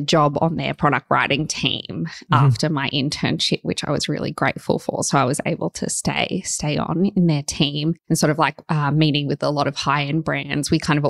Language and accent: English; Gold Coast, Queensland, Australia; moved away as an adult; also born or lived in Los Angeles, United States / London, United Kingdom; now in Sydney, Australia; I grew up on the Gold Coast. I went to school there for 12 years and then I started university at Bond on the Gold Coast.